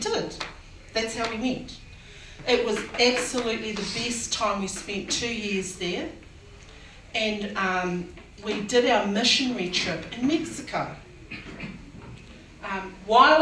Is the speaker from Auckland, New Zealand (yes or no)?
yes; Auckland, New Zealand; I'm from Otara, okay? I got born and bred and brought up